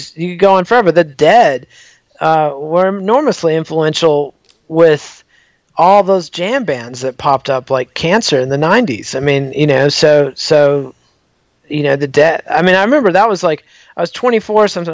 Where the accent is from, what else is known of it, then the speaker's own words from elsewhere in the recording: Borger, Texas, United States; a kid growing up in Borger, Texas